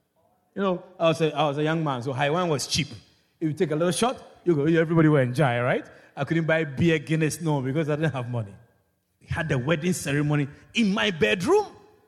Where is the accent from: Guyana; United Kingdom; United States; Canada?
Guyana; Georgetown, Demerara-Mahaica; I was teaching in Kwakwani. I come from Georgetown. And every weekend, I'll go to Georgetown.